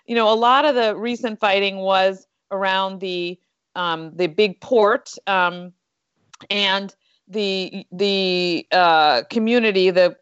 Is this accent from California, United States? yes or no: no; Westchester, New York, United States; I was from Westchester too